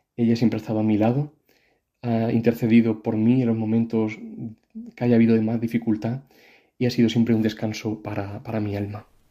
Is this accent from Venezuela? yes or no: no; Madrid, Community of Madrid, Spain; now in Córdoba, Spain; nací en Madrid, pero mis padres son de un pueblecito de aquí de Córdoba que se llama Fuente Tójar